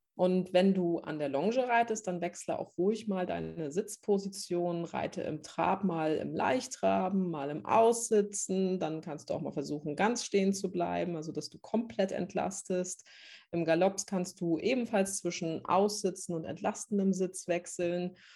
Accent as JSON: {"language": "German", "region": "Northern Germany", "country": "Germany", "tie": "born or raised there", "moved": "as an adult", "said": "ich bin vor zweieinhalb Jahren nach Norddeutschland in meine alte Heimat zurückgezogen"}